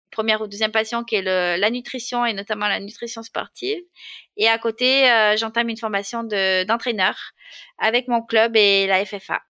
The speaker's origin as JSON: {"language": "French", "town": "Marseille", "region": "Provence-Alpes-Côte d'Azur", "country": "France", "tie": "born or raised there", "said": "alors, je suis née à Marseille, même si j'ai perdu l'accent un peu aujourd'hui, dans une famille modeste, avec, et j'ai deux frères, donc je suis au milieu. Euh, voilà, après, j'ai grandi euh, dans les bouches du Rhône."}